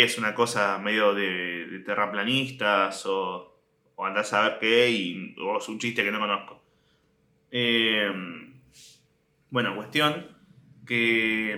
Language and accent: Spanish; Mar del Plata, Buenos Aires Province, Argentina; cuando yo tenía tres años, nos mudamos. sí, sí, nos mudamos de, de Capital Federal a Mar del Plata